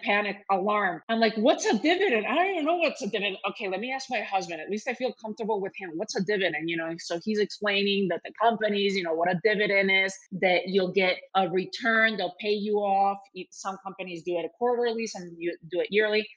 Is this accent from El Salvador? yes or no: no; Spain; when I was growing up in Spain